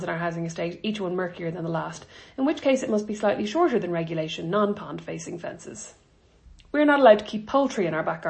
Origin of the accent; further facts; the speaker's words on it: Ireland; moved away; I'm Irish